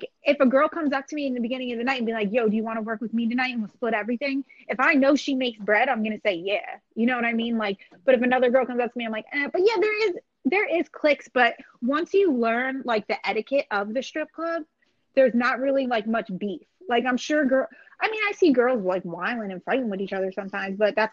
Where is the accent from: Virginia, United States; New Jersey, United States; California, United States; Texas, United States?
New Jersey, United States; I am from New Jersey